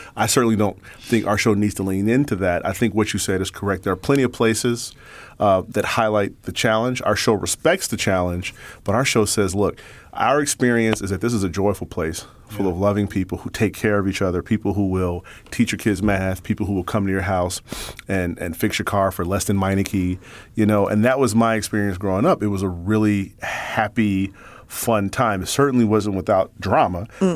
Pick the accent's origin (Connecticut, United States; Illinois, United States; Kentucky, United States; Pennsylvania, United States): Illinois, United States; Chicago; I'm born and raised on the South Side